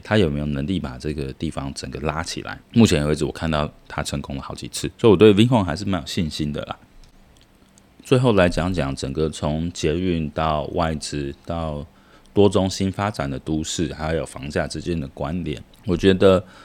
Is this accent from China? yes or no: no; Taiwan; now in Vietnam; 我们台湾人